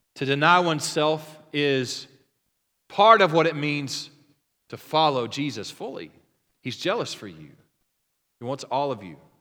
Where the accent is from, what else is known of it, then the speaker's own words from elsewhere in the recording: Oklahoma, United States; I'm from Oklahoma